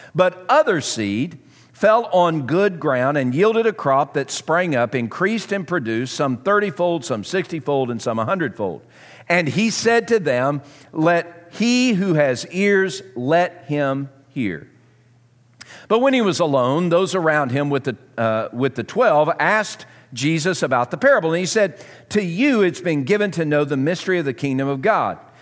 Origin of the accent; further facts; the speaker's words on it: Southern, United States; accent: Southern; my Southern accent